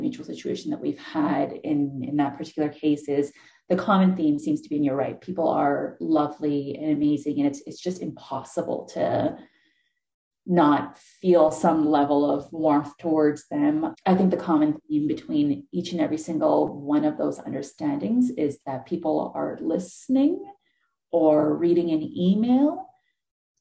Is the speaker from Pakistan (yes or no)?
yes; Pakistan; moved away; I was coming from a completely different cultural background and practices and all. And it wasn't that I didn't speak English. I spoke English. Pakistan's also colonized, went to a British school over there